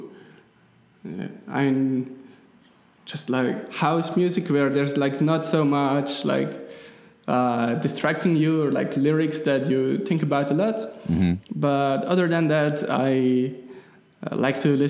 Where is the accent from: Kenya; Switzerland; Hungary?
Switzerland; accent: Swiss German; first language Swiss German; English is a second language; my Swiss German is my native language